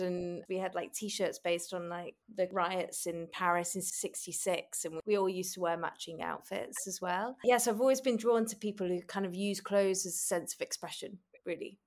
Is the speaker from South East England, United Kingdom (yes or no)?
no; Manchester, North West England, United Kingdom; I grew up in Manchester